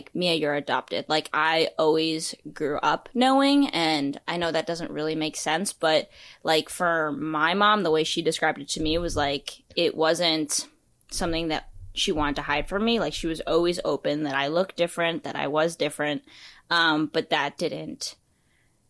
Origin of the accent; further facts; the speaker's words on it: New York City, New York, United States; also born or lived in Wuhan, China; I was raised in New York, in Brooklyn